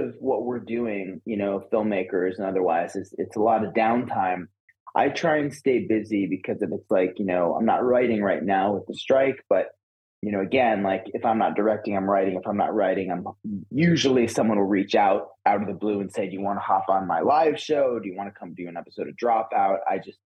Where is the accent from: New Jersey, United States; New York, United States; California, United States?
New York, United States; Woodstock; I grew up in upstate New York. Okay. Basically just outside of Woodstock